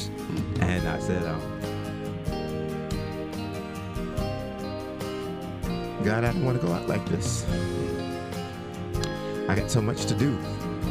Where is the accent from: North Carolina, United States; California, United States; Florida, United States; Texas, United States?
North Carolina, United States; Chapel Hill; moved away as an adult; my hometown of Chapel Hill, North Carolina, I am so delighted to have grown up there.